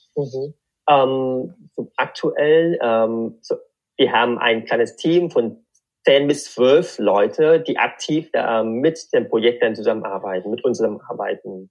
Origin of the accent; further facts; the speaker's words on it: Vietnam; German is a second language; moved away as an adult; also born or lived in Darmstadt, Germany; now in Germany; ich bin in Vietnam geboren und aufgewachsen